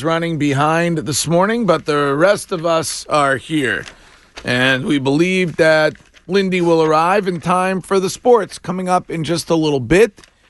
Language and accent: English; Stow, Massachusetts, United States; my hometown police department, the Stowe PD